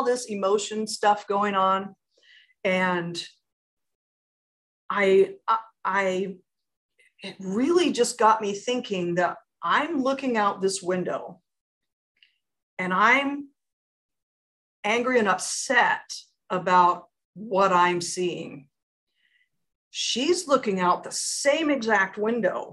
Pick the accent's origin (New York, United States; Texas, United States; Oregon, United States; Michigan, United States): Oregon, United States; Portland; moved away as an adult; also born or lived in Phoenix; my hometown. I grew up here